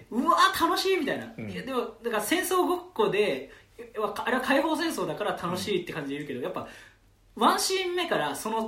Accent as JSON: {"language": "Japanese", "region": "Nagasaki", "country": "Japan", "tie": "born there", "said": "僕は実は長崎で生まれてて長崎でこのことを聞いたことがあるんですって言ったら"}